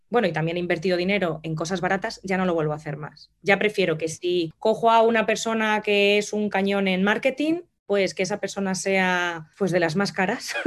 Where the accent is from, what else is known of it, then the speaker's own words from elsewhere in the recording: Madrid, Community of Madrid, Spain; moved away as an adult; also born or lived in La Vera, Cáceres; now in London, United Kingdom; soy nacida en Madrid, pero mi familia es de la zona de La Vega